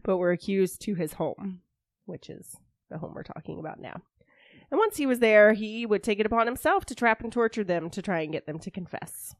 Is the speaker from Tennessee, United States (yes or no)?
no; Georgia, United States; I'm from Georgia.